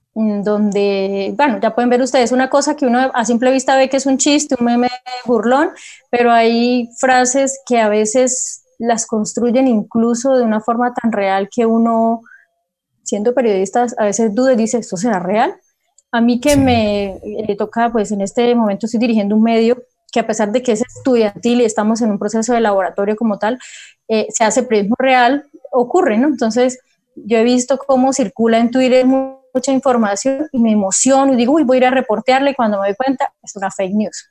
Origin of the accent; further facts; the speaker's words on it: Cúcuta, Norte de Santander, Colombia; moved away as an adult; also born or lived in Pamplona; now in Bucaramanga, Colombia; Soy cucuteña, soy norte santanderiana